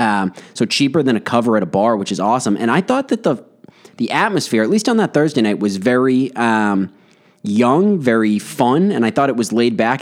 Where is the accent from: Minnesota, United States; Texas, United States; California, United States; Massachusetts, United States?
Massachusetts, United States; Westborough; we grew up in Westboro